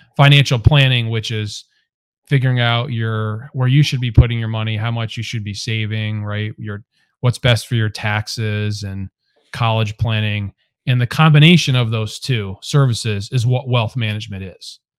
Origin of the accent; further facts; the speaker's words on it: Cheshire, Connecticut, United States; also born or lived in Hamden, Connecticut / Delaware; I'm actually from Cheshire, Connecticut, a couple towns over, and grew up there